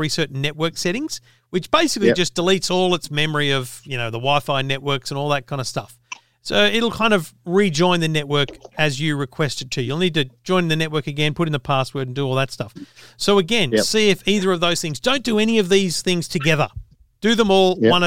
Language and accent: English; New South Wales, Australia; I'm a country boy, New South Wales myself